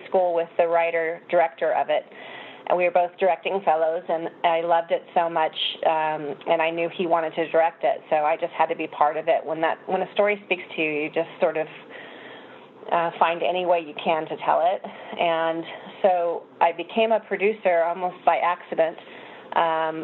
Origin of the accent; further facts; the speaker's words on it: Phoenix, Arizona, United States; I grew up in Phoenix, Arizona, where it's 125 degrees in the daytime in the summer